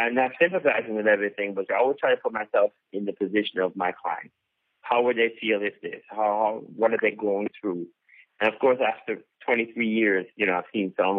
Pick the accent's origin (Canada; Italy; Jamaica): Jamaica; now in Tallahassee, United States; I'm Jamaican, and so I started a Caribbean club here in Tallahassee